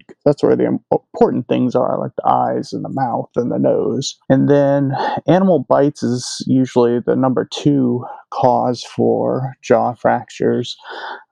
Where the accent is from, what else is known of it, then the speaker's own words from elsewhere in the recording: Illinois, United States; moved away as an adult; also born or lived in Prince Edward Island / Houston, Texas / Virginia; now in New Jersey, United States; I'm originally from Illinois and did vet school there